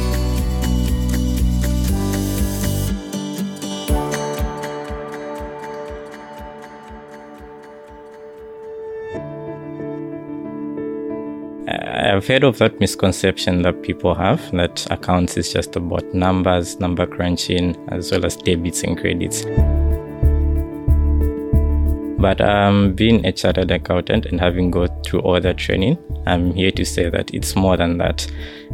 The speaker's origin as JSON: {"language": "English", "town": "Lusaka", "region": "Lusaka Province", "country": "Zambia", "said": "I come from Lusaka, Zambia"}